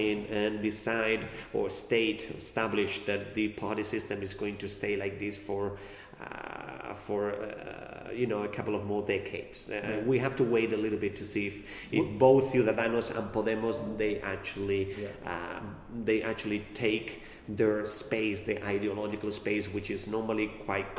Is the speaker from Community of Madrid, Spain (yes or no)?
yes; Madrid, Community of Madrid, Spain; I am from Madrid